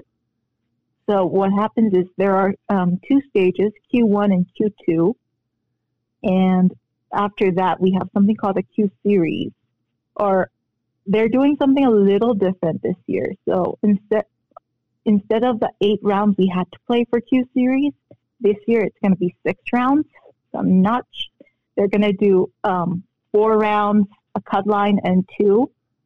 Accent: South Korea; born or raised there; moved away; also born or lived in Philippines

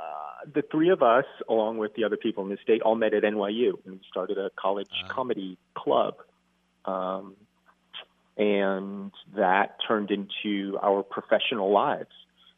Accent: New York City, New York, United States

